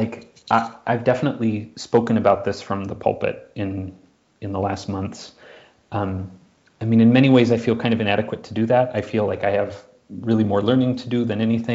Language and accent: English; Minneapolis, Minnesota, United States; I'm from Minneapolis, and you know, grew up 30 minutes from where George Floyd was murdered